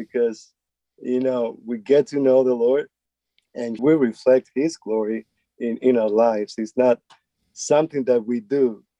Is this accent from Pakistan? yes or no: no; Spain; now in United States; since I came here from Spain and from a different background and context. And here in the States, we have so many apps